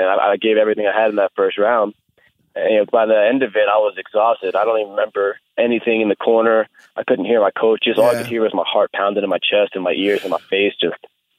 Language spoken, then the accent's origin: English; Florida, United States; also born or lived in New Jersey; Everybody thinks I'm from Jersey. I'm from Jersey. I only lived there till I was 10, and then I moved to Florida.